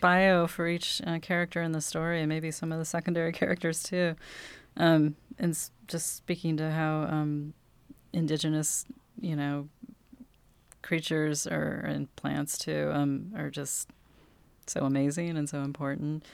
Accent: Cannon Beach, Oregon, United States; I'm a locally raised author. I was born in Cannon Beach

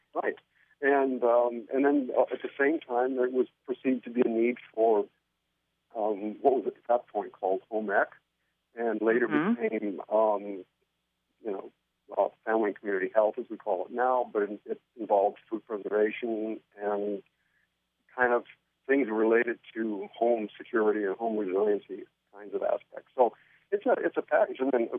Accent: Corvallis, Oregon, United States; also born or lived in San Joaquin Valley, California; I was born in Corvallis, worked on in the Willamette Valley on farms when I was growing up

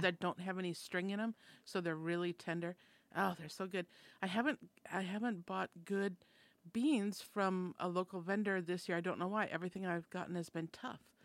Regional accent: Minnesota, United States; I'm from Minnesota, and that's a Scandinavian settled society

